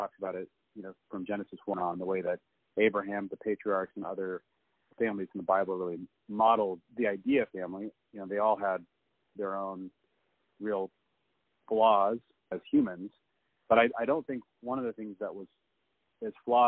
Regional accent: Seattle, Washington, United States; I was raised in the Seattle area

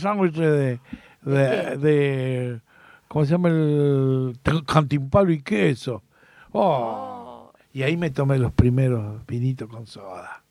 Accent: Buenos Aires, Argentina; yo me crié aquí, en Capital Federal, Reconquista y, y Viamonte

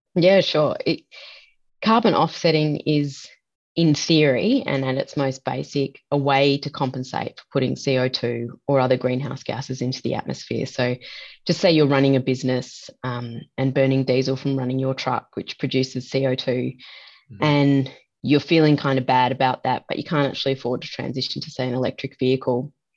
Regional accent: Australia

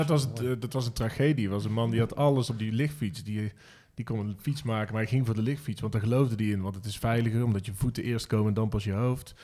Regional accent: North Brabant, Netherlands; omdat ik uit Brabant kom

